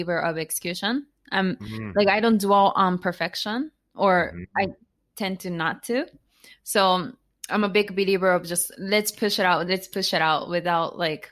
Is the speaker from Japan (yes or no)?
yes; Japan; English is a second language; moved away as an adult; also born or lived in United States; now in Tokyo, Japan; I was born and raised in Japan, not Tokyo.